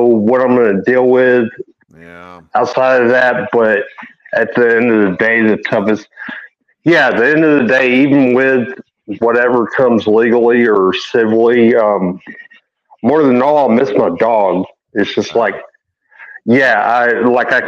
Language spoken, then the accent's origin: English; East Texas, United States; I am East Texan through and through